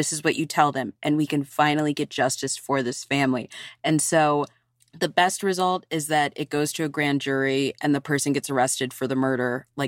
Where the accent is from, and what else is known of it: Virginia, United States; born or raised there